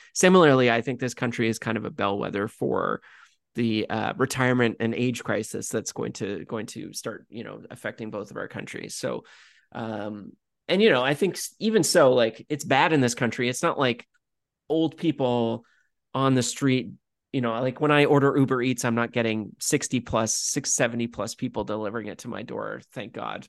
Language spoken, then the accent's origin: English; Canada; being Canadian